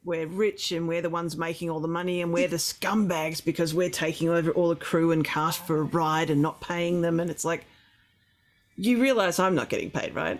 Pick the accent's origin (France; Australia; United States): Australia; Melbourne, Victoria; now in Ross Creek, Australia; I grew up in Melbourne, but my aunt had 400 acres and cattle